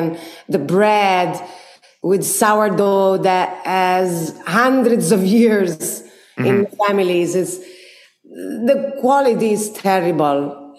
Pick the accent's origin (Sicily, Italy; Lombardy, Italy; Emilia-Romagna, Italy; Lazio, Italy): Lazio, Italy; Rome; born or raised there